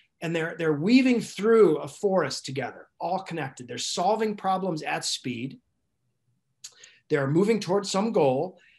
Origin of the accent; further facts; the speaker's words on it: Alaska, United States; I grew up in Alaska And I know what it's like to sort of either get along or not get along with people in where you have challenges, where you have to sort of get through a winter